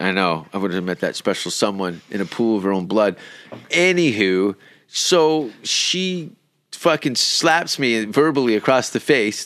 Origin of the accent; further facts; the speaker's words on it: Canada; now in Sweden; I'm from Canada.